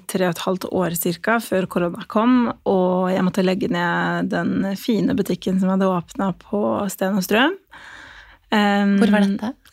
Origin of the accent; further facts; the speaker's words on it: Kosovo; now in Norway; jeg kommer opprinnelig fra Kosovo, så jeg flyttet til Norge i 2005.